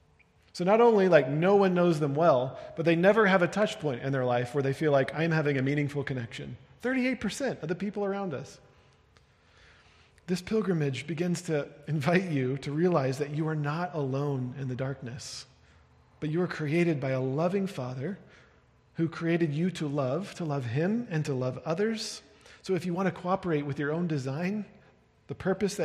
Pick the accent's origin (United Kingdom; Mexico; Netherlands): United Kingdom; now in Denver, United States; I was speaking as a British person